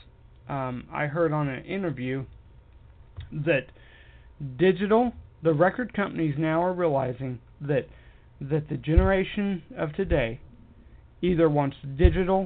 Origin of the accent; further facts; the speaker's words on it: United States; I am an American and proud of it